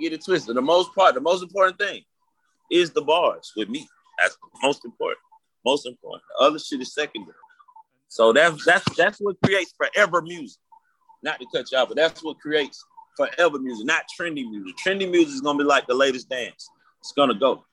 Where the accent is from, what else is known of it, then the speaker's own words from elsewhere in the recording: Atlanta, Georgia, United States; I'm from Atlanta